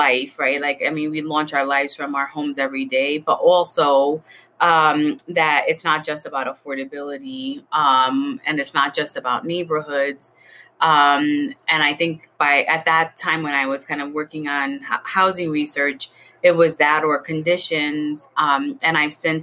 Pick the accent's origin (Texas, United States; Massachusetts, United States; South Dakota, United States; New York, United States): New York, United States; New York City; when I was growing up in the South Bronx. And I was born in a Section 8 building